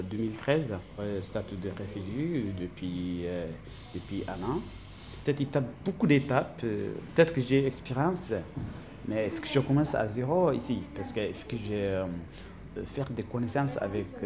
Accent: Syria; French is a second language; now in France; je viens de Syrie.

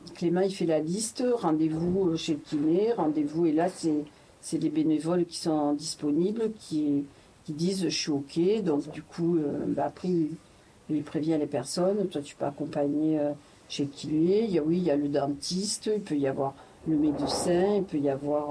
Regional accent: Bayonne, Nouvelle-Aquitaine, France; je suis née à Bayonne

